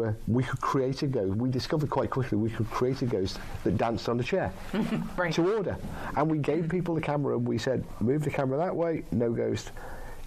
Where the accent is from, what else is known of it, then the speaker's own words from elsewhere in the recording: England, United Kingdom; I'm English and British